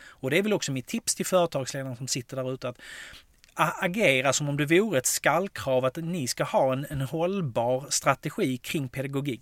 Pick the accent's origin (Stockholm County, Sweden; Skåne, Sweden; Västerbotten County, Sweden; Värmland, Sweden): Skåne, Sweden; Jag som är skåning och älskar MFF